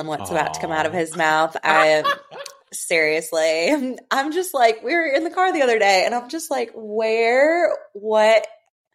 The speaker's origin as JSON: {"language": "English", "region": "Michigan", "country": "United States", "tie": "born or raised there", "also_born_or_lived": "Grand Rapids, Michigan / Chicago, Illinois", "moved": "as an adult", "lives_now": "Alexandria, United States", "said": "I grew up in Michigan"}